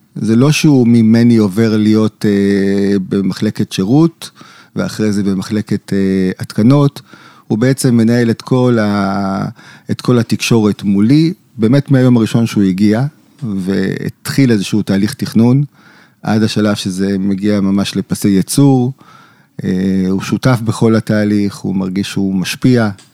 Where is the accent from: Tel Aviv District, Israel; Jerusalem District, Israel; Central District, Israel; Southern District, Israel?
Jerusalem District, Israel; Jerusalem; אני יליד ירושלים, אני דור שביעי בירושלים